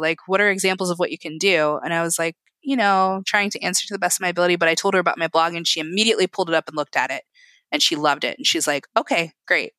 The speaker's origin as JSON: {"language": "English", "region": "Indiana", "country": "United States", "tie": "born or raised there", "said": "I was born here. I'm very Indiana."}